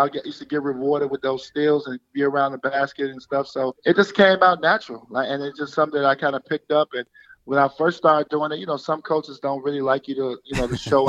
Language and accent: English; Chicago, Illinois, United States; We're both from the South Side of Chicago.